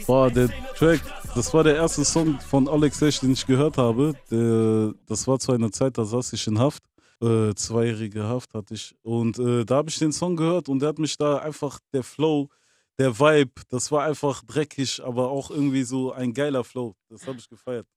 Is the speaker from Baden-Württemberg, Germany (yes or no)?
no; Bonn, North Rhine-Westphalia, Germany; also born or lived in Angola (roots)